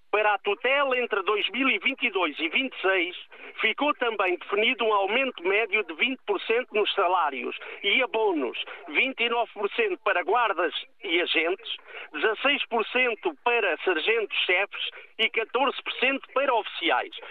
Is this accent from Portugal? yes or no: yes; Ribatejo, Portugal; eu sou ribatejano